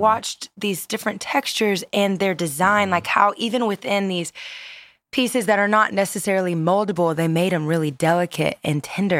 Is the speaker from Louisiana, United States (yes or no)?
yes; Louisiana, United States; I grew up in Louisiana